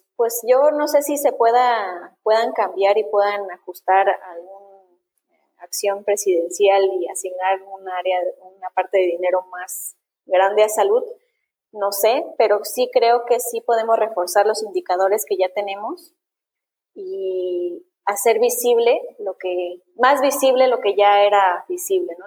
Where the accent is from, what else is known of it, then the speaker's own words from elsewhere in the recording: Mexico; a millones de mexicanos también nos pasa esto